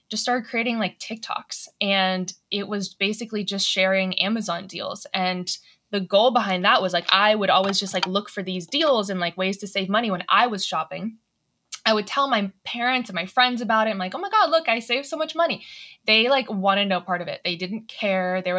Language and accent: English; Atlanta, Georgia, United States; So I'm from Atlanta